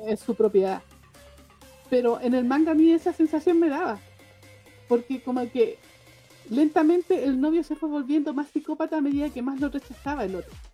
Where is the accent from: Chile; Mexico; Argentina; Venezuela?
Chile; yo soy chilena